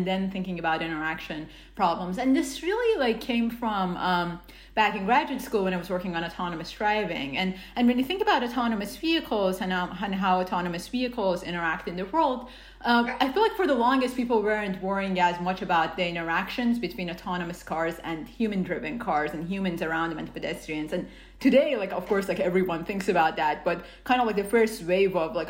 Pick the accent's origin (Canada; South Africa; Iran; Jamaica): Iran; now in United States; I grew up in Iran